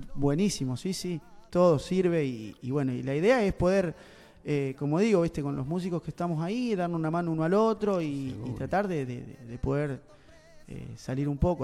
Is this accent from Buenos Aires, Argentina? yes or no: yes; Duggan, Buenos Aires, Argentina; also born or lived in England; en mi pueblo, en Dugan, donde yo nací